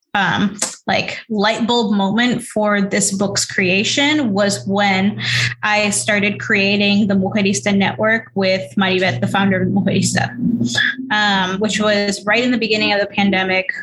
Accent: New York City, New York, United States; I grew up in New York City. I was raised in Queens

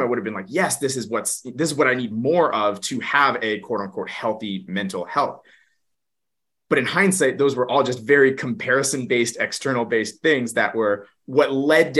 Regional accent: Kelowna, British Columbia, Canada; I grew up in Kelowna, BC, Canada, so out west, Western Canada

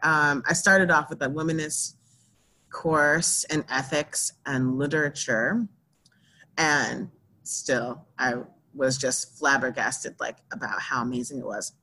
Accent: New Orleans, Louisiana, United States; I was born in New Orleans

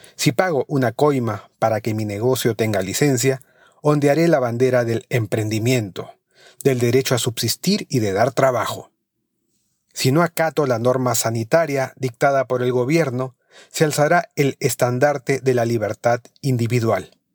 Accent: Peru

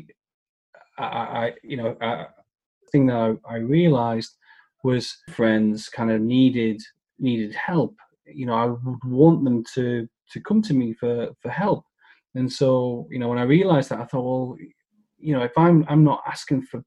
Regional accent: United Kingdom; as a Brit, you know, stiff upper lip is everything

